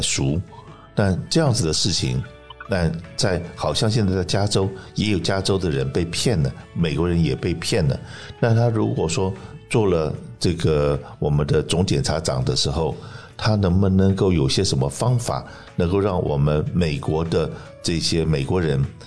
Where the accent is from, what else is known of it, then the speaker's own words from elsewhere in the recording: Taiwan; now in California, United States; 我是从台湾来的中国人